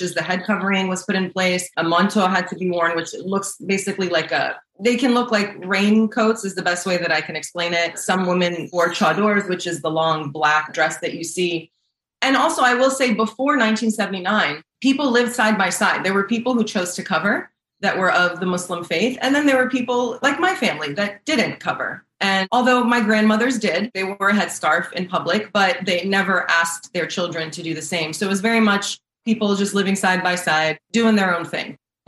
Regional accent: East Coast, United States; I'm an Iranian American. I was born and raised here on the East Coast

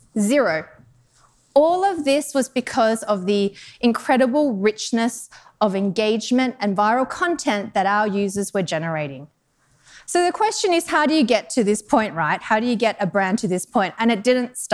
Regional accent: Australia; moved away as an adult; also born or lived in Denmark / Netherlands / United Kingdom; now in Chicago, United States; I'm actually from Australia originally.

